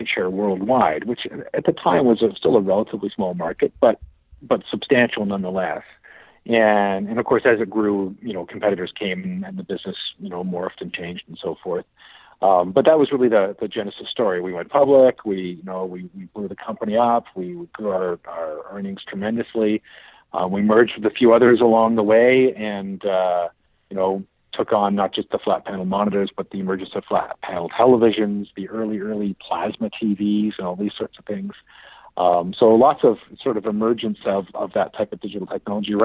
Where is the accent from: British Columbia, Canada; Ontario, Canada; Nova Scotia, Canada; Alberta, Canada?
Ontario, Canada; Ottawa; I grew up in Ottawa